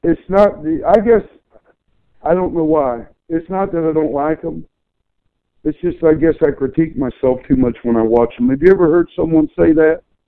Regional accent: Chillicothe, Ohio, United States; my hometown Chillicothe, Ohio had a lot of great professional wrestlers come from it

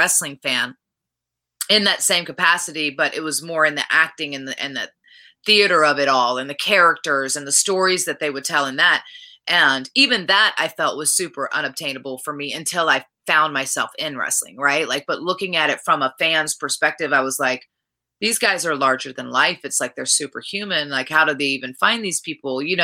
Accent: Richmond, Virginia, United States; back in my hometown at the Canal Club.

